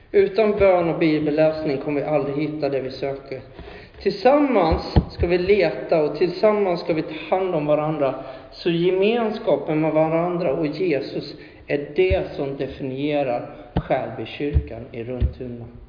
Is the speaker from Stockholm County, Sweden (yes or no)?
no; Huskvarna, Jönköping County, Sweden; jag pratade med en polare hemma i Huskvarna